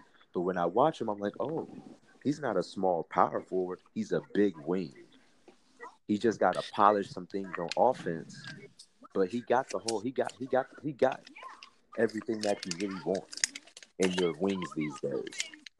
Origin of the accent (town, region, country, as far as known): Indiana, United States; born or raised there; moved away; also born or lived in Lima, Ohio